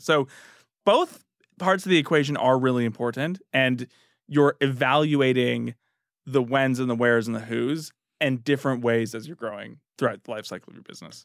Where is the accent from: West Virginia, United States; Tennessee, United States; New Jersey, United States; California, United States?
California, United States; Northern; now in Washington, United States; I'm from Northern California